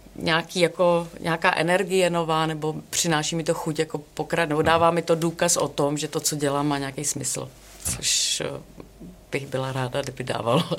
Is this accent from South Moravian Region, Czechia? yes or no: yes; Brno, South Moravian Region, Czechia; já jsem z Brna